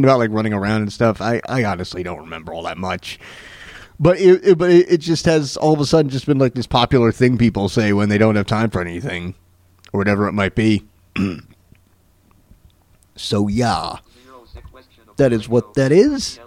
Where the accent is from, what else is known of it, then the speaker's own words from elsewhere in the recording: Florida, United States; growing up in Florida